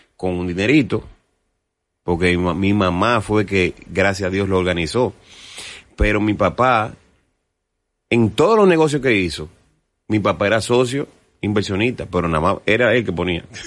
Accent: Dominican Republic; yo soy un artista dominicano, y yo soy hijo de …

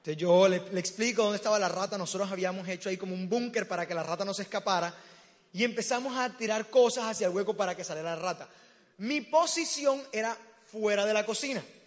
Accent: Barranquilla, Atlántico, Colombia; accent: costeño; moved away as an adult; now in Medellín, Colombia; Me encanta estar en mi tierra. Yo no soy paisa, soy barranquillero.

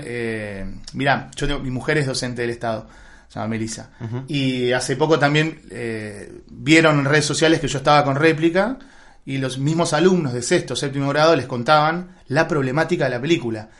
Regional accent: Asunción, Paraguay; now in Argentina; mis papás son argentinos, pero mi papá trabajó muchos años en Paraguay y yo nací en Asunción de Paraguay.

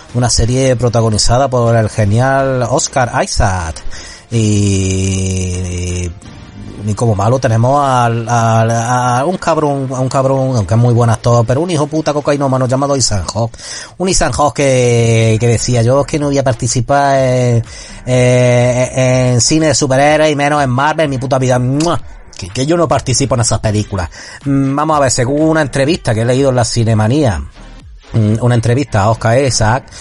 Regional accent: Spain; la gente que somos de aquí de España

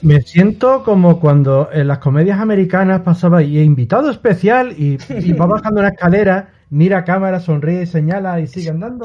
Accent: Spain; yo soy español

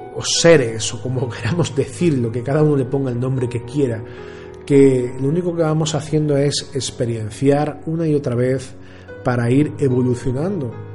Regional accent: Andalusia, Spain; como decimos aquí en Andalucía, grito pelado

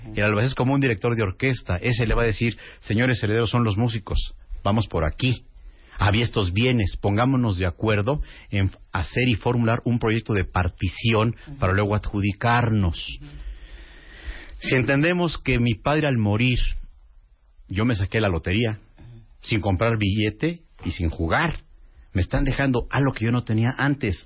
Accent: Mexico; así somos los mexicanos

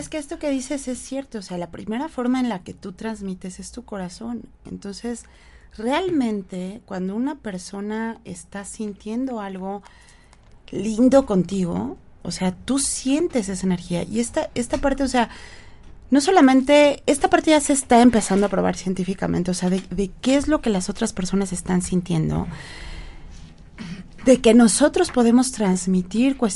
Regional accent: Mexico

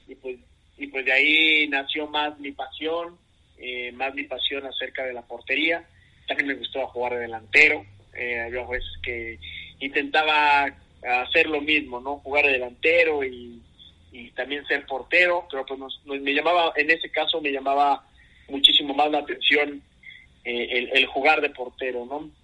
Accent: Mexico City, Mexico; also born or lived in Querétaro; soy de la Ciudad de México, eh, ya por mucho tiempo aquí viviendo

